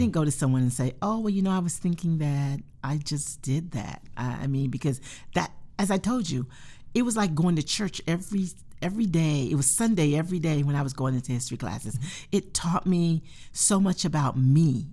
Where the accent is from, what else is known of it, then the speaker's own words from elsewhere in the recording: North Carolina, United States; moved away; I grew up in North Carolina